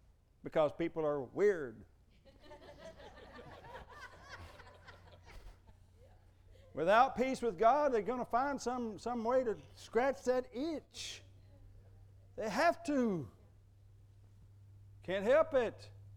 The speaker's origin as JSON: {"language": "English", "country": "United States", "said": "I'm an American"}